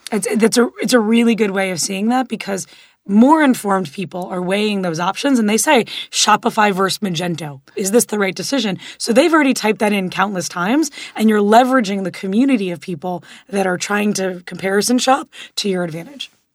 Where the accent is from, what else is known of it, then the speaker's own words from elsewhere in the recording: Miami, Florida, United States; moved away; also born or lived in Los Angeles; I grew up in Miami and then lived in L